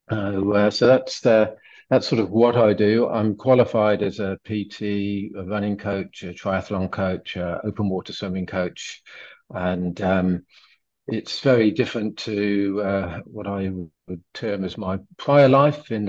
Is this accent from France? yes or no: yes; France; English is a second language; I'm French.